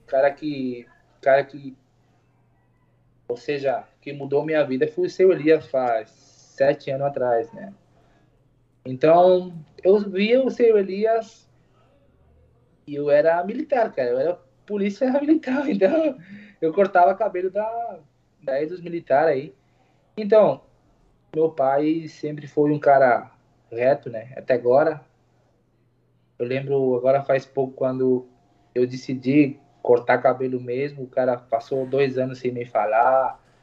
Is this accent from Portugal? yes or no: no; Uruguay; Portuguese is a second language; Eu sou uruguaio, mas falo português